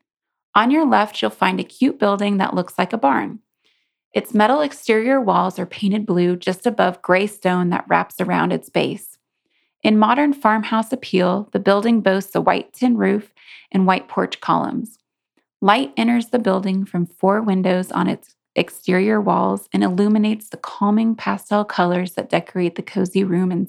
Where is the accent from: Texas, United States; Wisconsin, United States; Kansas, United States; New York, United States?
Kansas, United States; my home state of Kansas